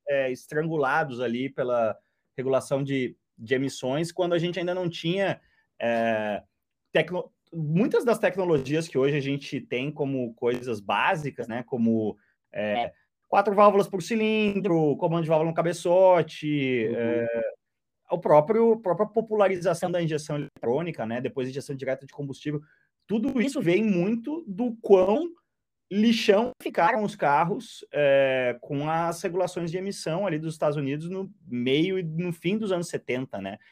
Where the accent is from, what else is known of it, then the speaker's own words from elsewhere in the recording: Porto Alegre, Rio Grande do Sul, Brazil; eu que sou de Porto Alegre